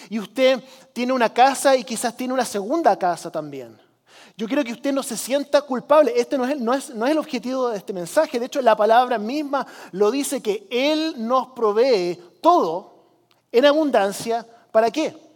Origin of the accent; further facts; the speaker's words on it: Chile; Algunos de ustedes saben que yo crecí como misionero en Chile, en los 80 país del tercer mundo